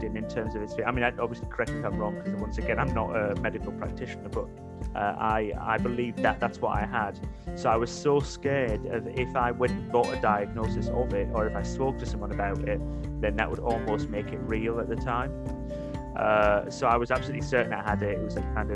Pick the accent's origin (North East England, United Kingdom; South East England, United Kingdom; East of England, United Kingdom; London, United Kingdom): North East England, United Kingdom; Middlesbrough; now in Lincoln, United Kingdom; I'm not actually a Geordie, I'm from Middlesbrough